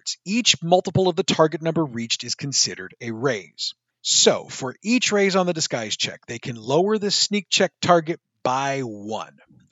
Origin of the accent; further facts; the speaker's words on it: St. Louis, Missouri, United States; I'm from the St. Louis area, and I actually still live in the St. Louis area.